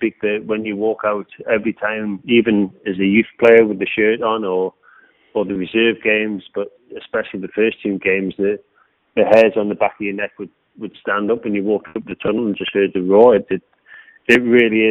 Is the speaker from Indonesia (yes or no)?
no; Newcastle upon Tyne, North East England, United Kingdom; being a Geordie and a local lad playing for Newcastle